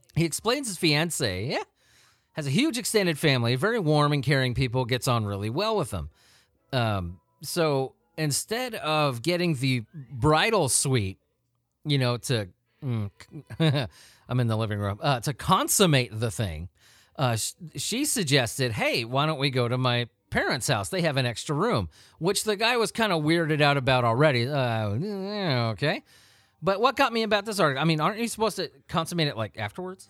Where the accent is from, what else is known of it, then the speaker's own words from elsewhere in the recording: Southern California, United States; I grew up in Southern California.